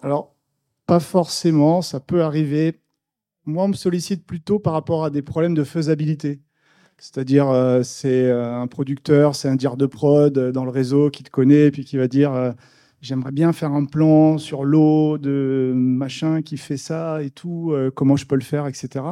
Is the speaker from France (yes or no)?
yes; the South, southern France, France; moved away as an adult; also born or lived in New Caledonia; on est du Sud